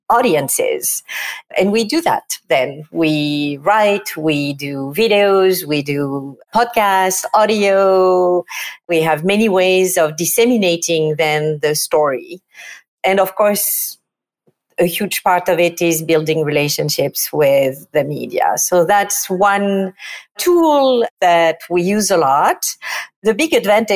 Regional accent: Provence-Alpes-Côte d'Azur, France; accent: French; English is a second language; moved away as an adult; now in New York City, United States; As you can tell from my accent, I am not exactly from New York City. I'm from France and from the south of France, from Provence.

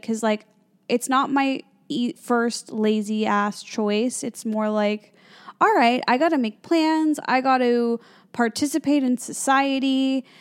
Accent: Chicago, Illinois, United States; moved away as an adult; also born or lived in Los Angeles, United States; now in New York City, United States; I grew up in the Midwest. I grew up near Chicago.

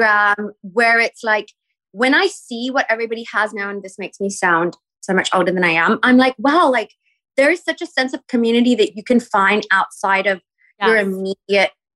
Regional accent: Perth, Western Australia, Australia; moved away as an adult; also born or lived in New York / Singapore; now in Los Angeles, United States; I grew up in Perth

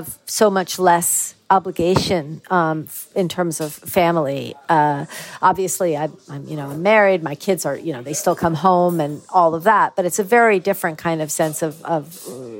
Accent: United States; moved away as an adult; also born or lived in Ireland; now in Wicklow, Ireland; I'll always really be an American

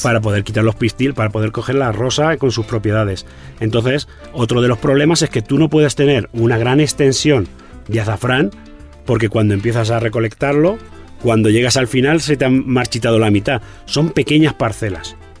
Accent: Castilla-La Mancha, Spain; en Castilla-La Mancha, en mi tierra

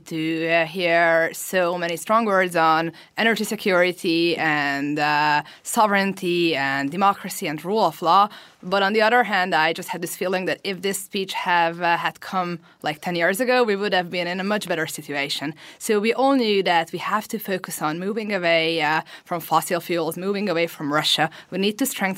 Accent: Hungary; I am from Hungary and I am the vice chair of the Renew group

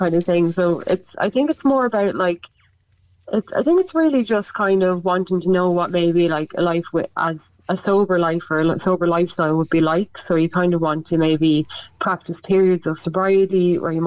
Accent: Westmeath, Leinster, Ireland; moved away as an adult; also born or lived in Dublin; now in Meath, Ireland; I'm actually I'm originally from Westmeath. I'm living in Meath. I just moved back from Dublin

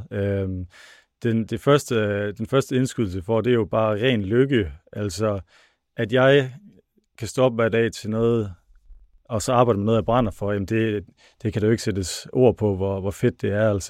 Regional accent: North Denmark Region, Denmark; accent: North Jutland dialect; ja, det kan I godt høre på min flot dialekt.

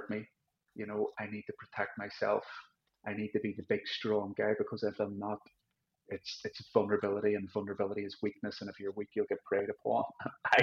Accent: Belfast, Northern Ireland, United Kingdom; I actually really shunned religion growing up in Belfast.

